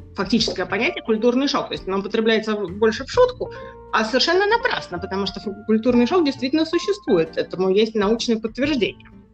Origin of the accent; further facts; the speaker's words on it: Moscow, Russia; moved away as an adult; now in Amsterdam, Netherlands; вот уже пятнадцать лет, как я коренная москвичка, живу в Голландии, в городе Амстердаме